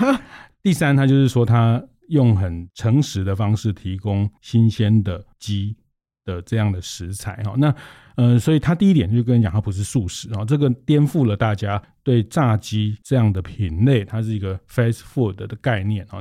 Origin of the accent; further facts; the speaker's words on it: Taiwan; 这个是我们台湾人爱吃热的